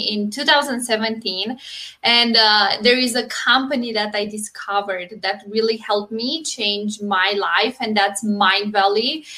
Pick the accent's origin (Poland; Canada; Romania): Romania; moved away as an adult; now in United States; I'm originally from Romania, but I moved to US 6.5 years ago